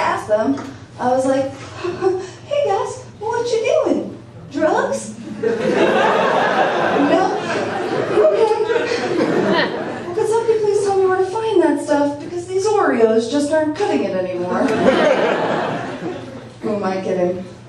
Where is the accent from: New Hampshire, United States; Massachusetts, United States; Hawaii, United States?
New Hampshire, United States; now in San Francisco, United States; growing up in New Hampshire